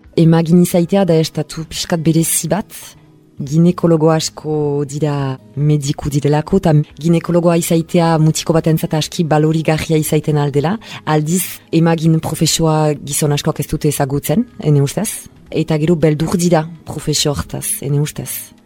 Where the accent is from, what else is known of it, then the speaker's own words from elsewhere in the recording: Bayonne, Nouvelle-Aquitaine, France; bai honan sortua naiz